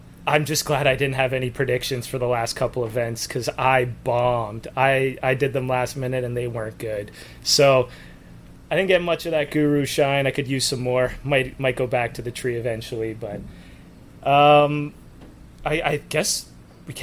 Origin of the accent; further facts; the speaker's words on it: Canada; I'm Canadian.